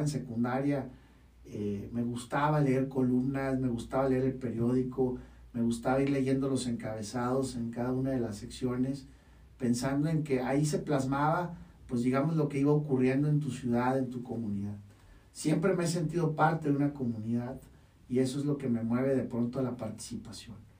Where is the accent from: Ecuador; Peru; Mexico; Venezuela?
Mexico; Mexicali, Baja California; moved away as an adult; now in Tijuana, Mexico; Yo nací el 8 de septiembre de 1982 en la ciudad de Mexicali. Actualmente tengo 38 años, de los cuales 20 ya eh, llevo residiendo en la hermosa ciudad de Tijuana, Baja California